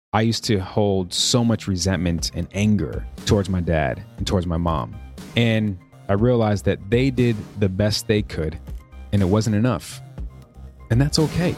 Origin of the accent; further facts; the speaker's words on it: Chicago, Illinois, United States; moved away; also born or lived in New York; I'm from Chicago, born and raised.